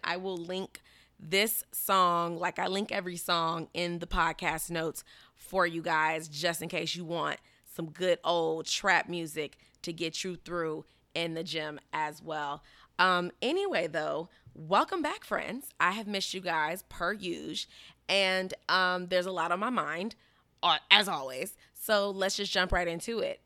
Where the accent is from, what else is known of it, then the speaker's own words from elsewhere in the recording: Chicago, Illinois, United States; now in Miami, United States; I'm from Chicago